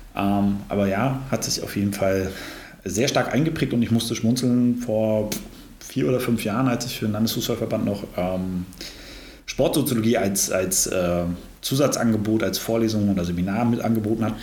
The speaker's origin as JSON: {"language": "German", "region": "Brandenburg", "country": "Germany", "tie": "born or raised there", "moved": "as an adult", "lives_now": "Greifswald, Germany", "said": "Ich bin äh, aber gar nicht so weit geboren und aufgewachsen, sondern, äh, oder vielmehr in der Brandenburg"}